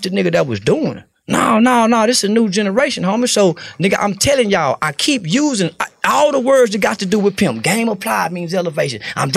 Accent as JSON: {"language": "English", "region": "the South", "country": "United States", "said": "I'm from the South"}